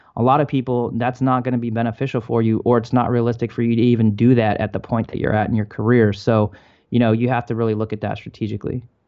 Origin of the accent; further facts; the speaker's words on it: Maryland, United States; moved away as an adult; also born or lived in Michigan; I grew up in Maryland.